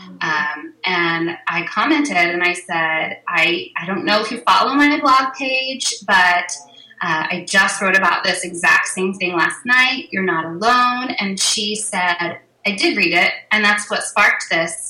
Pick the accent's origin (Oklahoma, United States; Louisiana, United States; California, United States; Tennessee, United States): Oklahoma, United States; moved away as an adult; also born or lived in Kansas; I grew up in Oklahoma and back here now